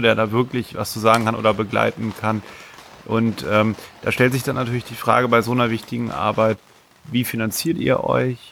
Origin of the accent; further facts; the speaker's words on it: Germany; Ich komme ja auch aus der Nähe von Bremen.